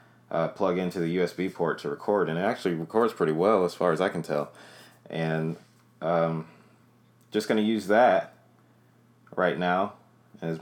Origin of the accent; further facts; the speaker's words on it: Greensboro, North Carolina, United States; I started off doing comedy in Greensboro, North Carolina. That's where I'm from. That's my hometown